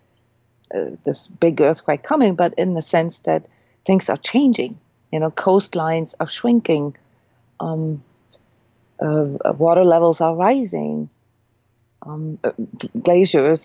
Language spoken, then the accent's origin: English; Iceland; moved away; I'm from Iceland. I grew up with earthquakes